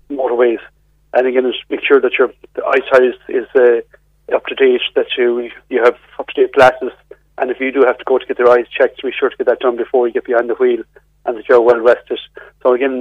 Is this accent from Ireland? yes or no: yes; Ireland; also born or lived in Mayo; as Irish people